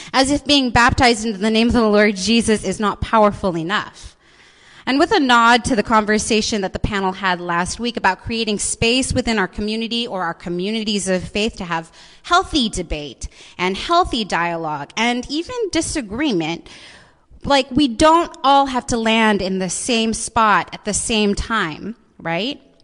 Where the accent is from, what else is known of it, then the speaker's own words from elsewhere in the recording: Seattle, Washington, United States; I was born and raised in this city